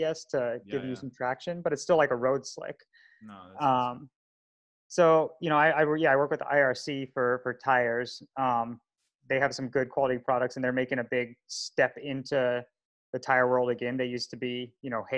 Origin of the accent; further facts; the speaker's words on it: Colorado, United States; growing up in Colorado riding dirt